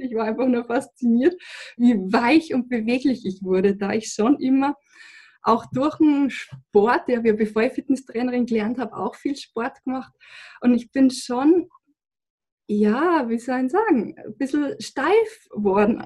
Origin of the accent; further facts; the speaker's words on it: Lower Bavaria, Germany; ich komme aus Niederbayern